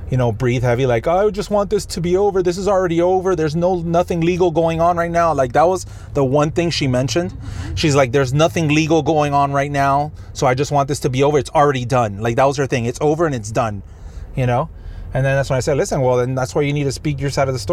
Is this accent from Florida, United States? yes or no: yes; Miami, Florida, United States; I was like, I'm actually from Miami, but I just want to let you know, you know.